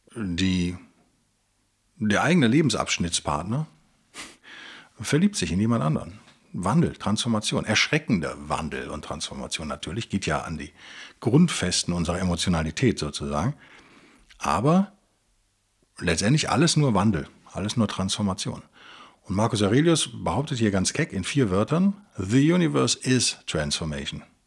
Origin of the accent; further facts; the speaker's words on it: Germany; Bei uns in Europa ist wahrscheinlich, äh, oder in Deutschland speziell